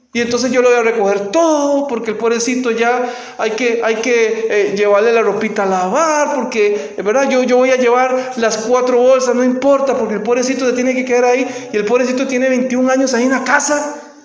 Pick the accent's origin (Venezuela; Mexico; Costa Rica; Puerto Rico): Costa Rica; moved away as an adult; cuando trabajaba en mi país